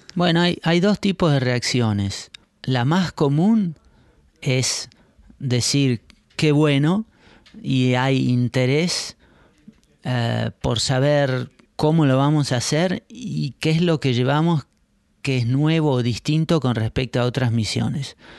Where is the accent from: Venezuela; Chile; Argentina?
Argentina; now in Netherlands; Yo nací y crecí en Argentina en años complicados